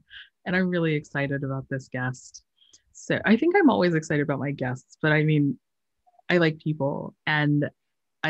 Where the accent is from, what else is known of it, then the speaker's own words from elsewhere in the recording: Colorado Springs, Colorado, United States; moved away; I grew up in Colorado Springs, Colorado, and and my mom comes from Guam